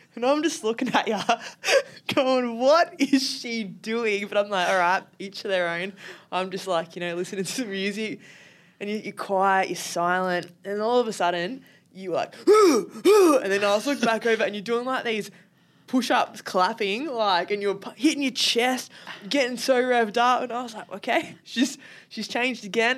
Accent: Sydney, New South Wales, Australia; being from Sydney

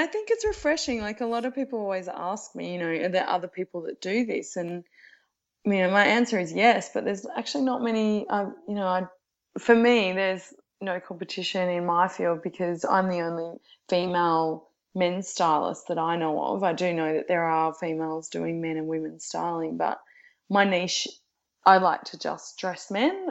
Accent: Geelong, Victoria, Australia; now in Melbourne, Australia; I'm originally from Geelong

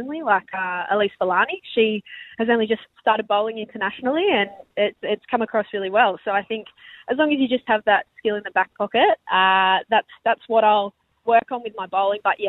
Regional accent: Penrith, New South Wales, Australia; moved away as an adult; now in Perth, Australia; my hometown in Penrith

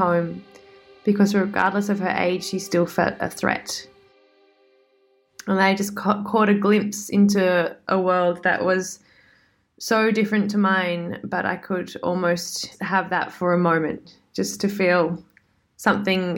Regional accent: Sydney, New South Wales, Australia; in Sydney, my hometown

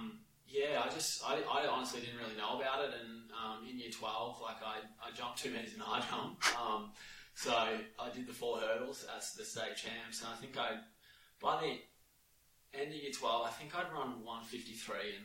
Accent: Australia; born or raised there

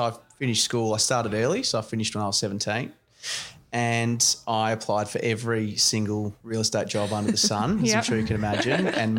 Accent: Melbourne, Victoria, Australia; I grew up in, as you said, Stonington, Boroondara, sort of era. I grew up in Canterbury. I went to school at De La Salle in Malvern

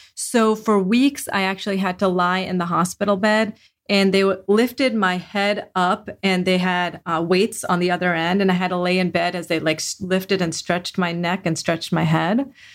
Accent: Delaware, United States; I grew up in Delaware

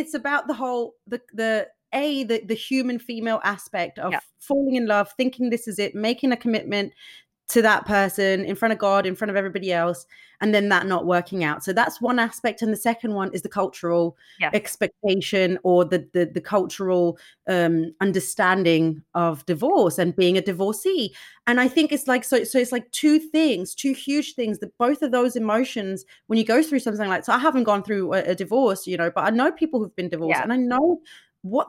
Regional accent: Denmark; I'm from Denmark

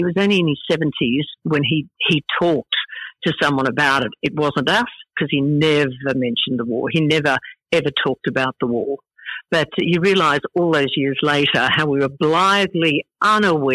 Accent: Brisbane, Queensland, Australia; It was just a fabulous childhood, the quintessential Aussie childhood.

